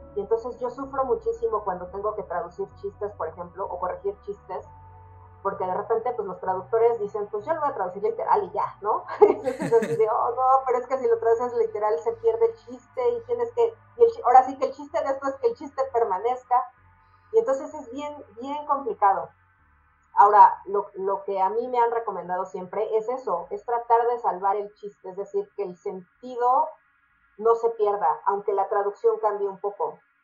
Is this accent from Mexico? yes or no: yes; Mexico; nosotros como mexicanos